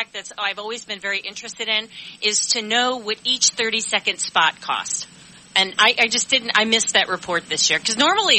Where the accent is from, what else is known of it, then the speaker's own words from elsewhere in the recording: Columbus, Ohio, United States; moved away; I grew up in Columbus, Ohio.